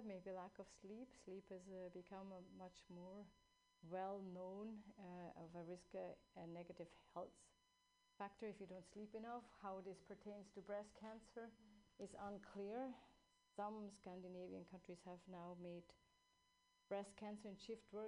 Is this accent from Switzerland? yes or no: yes; Switzerland; now in California, United States; I grew up in Switzerland.